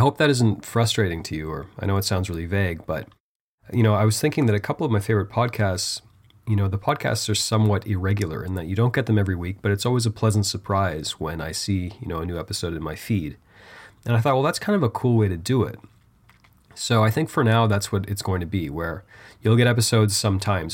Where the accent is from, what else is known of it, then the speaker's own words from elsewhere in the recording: Canada; I am Canadian after all